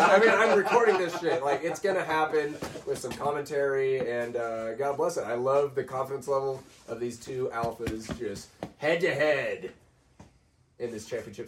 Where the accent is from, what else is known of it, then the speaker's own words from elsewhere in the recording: United States; I'm American.